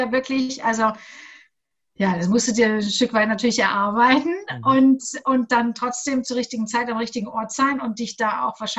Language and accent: German; Augsburg, Bavaria, Germany; ich komme aus Augsburg, saß ich neben einem Radiomoderator dort des Lokalradios.